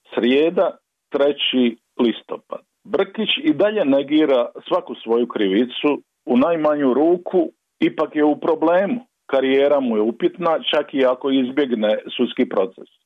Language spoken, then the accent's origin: Croatian; Dalmatia, Croatia; now in Zagreb, Croatia; kao Dalmatinac znam kako sam mukotrpno putovao iz Zagreba u Zaviča